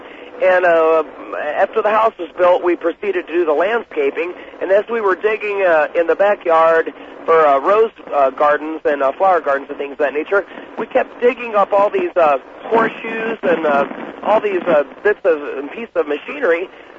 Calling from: Columbia, Missouri, United States; I'm calling from Columbia, Missouri.

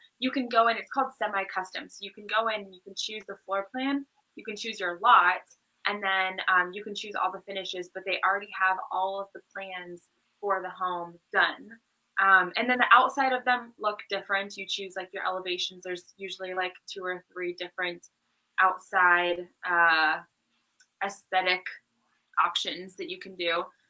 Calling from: Orlando, Florida, United States; I'm joining us from Orlando.

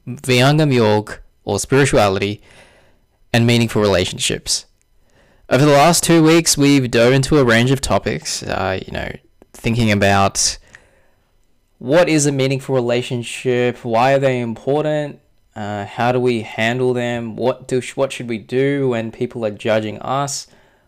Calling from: Sydney, New South Wales, Australia; I'm joining you from Sydney, Australia

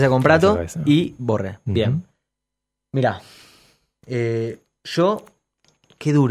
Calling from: Martín Coronado, Buenos Aires Province, Argentina; Buenas noches … de Martín Coronado.

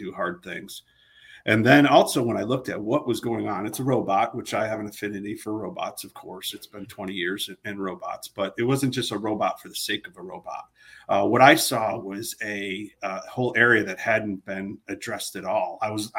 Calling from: Austin, Texas, United States; We're in Austin, Texas. That's where Harmonic is located. So I'm right here in lovely Austin, Texas.

